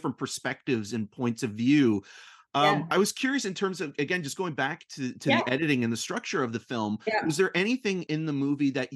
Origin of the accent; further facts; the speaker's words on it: Durham Region, Ontario, Canada; I'm from the Durham region